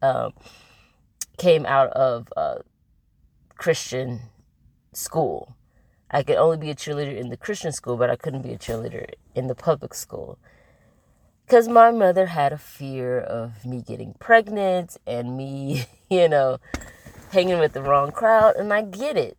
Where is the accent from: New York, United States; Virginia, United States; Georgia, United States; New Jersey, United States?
Georgia, United States; Atlanta; also born or lived in Indianapolis, Indiana; I was born in Indianapolis, Indiana, and at 5 years old, I moved to Atlanta, Georgia with my mom